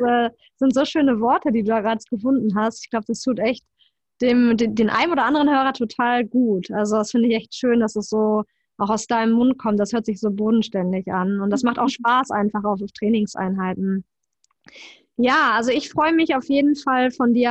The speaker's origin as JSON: {"language": "German", "country": "Germany", "said": "bei uns in Deutschland"}